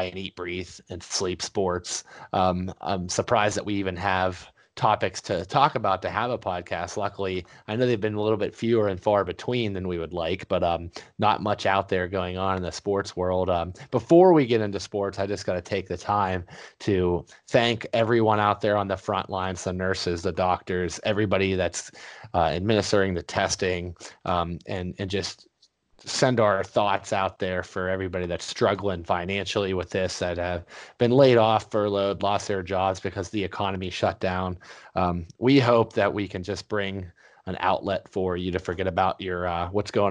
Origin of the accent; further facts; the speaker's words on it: Ellwood City, Pennsylvania, United States; We hail from Elwood City, PA, north of the city of Pittsburgh.